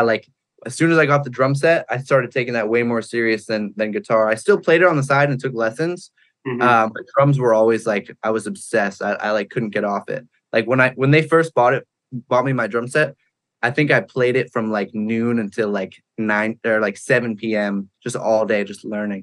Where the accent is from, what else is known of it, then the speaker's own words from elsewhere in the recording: Pembroke, New Hampshire, United States; moved away as an adult; now in Los Angeles, United States; I grew up in New Hampshire, a small town called Pembroke in New Hampshire.